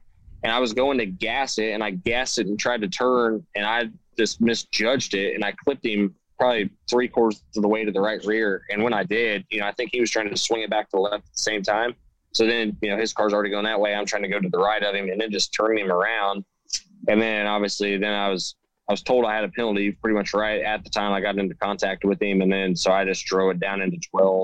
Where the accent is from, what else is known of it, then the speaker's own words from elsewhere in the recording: Indiana, United States; growing up in Indiana